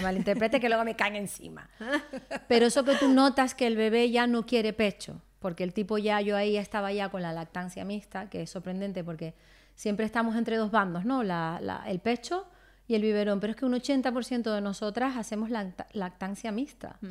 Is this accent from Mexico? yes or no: no; Canary Islands, Spain; como buena canaria, uno pues cría a sus hijos en, cerca del mar y en la playa